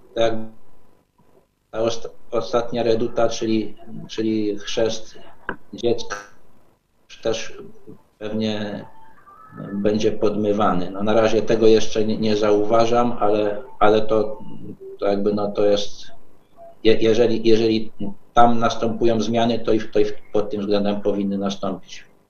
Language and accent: Polish; Podkarpacie, Subcarpathian Voivodeship, Poland; ja jestem z Podkarpacia, czyli z tego można powiedzieć bastionu katolickiego